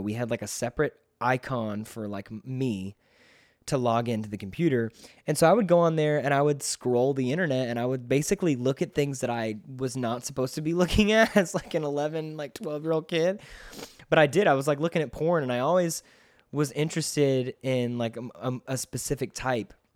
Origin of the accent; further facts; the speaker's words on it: McDonough, Georgia, United States; also born or lived in Rockdale, Georgia; I was raised in nearby McDonough, Georgia